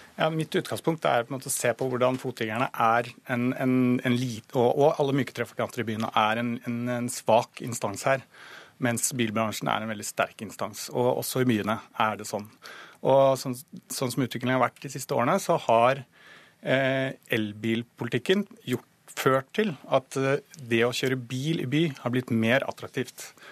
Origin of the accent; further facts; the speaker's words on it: Norway; vi er nordmenn